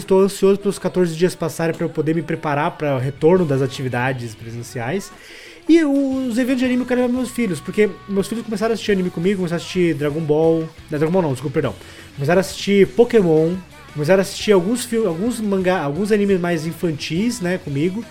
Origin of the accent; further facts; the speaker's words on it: Fazenda Rio Grande, Paraná, Brazil; eu nem sou de Curitiba, eu sou de Fazenda Rio Grande, que é metropolitano ali